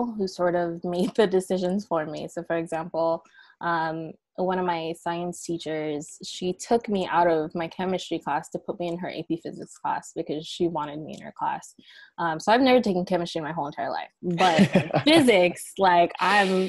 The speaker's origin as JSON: {"language": "English", "town": "San Diego", "region": "California", "country": "United States", "tie": "born or raised there", "said": "I grew up in Southeast San Diego"}